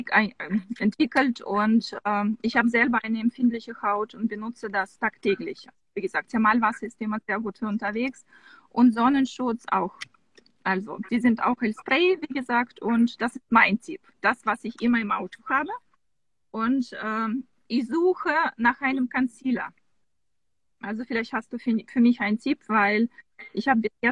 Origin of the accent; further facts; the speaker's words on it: Samara, Samara Oblast, Russia; born there; also das kann man kaum, kaum glauben, aber ich bin geboren in Samara.